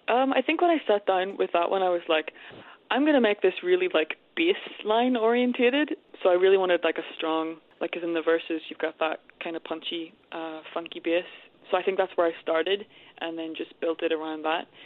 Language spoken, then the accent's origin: English; Armagh, Northern Ireland, United Kingdom; I'm from Armagh.